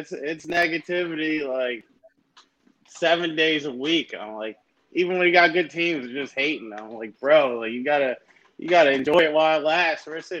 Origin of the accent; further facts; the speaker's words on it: outside Philadelphia, Pennsylvania, United States; So I'm from outside Philly, actually.